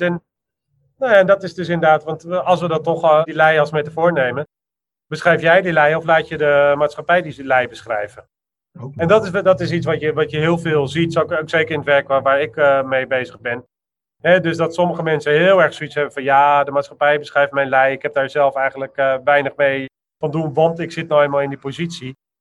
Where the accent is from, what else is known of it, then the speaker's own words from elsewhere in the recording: Amsterdam, North Holland, Netherlands; ik ben een Amsterdammer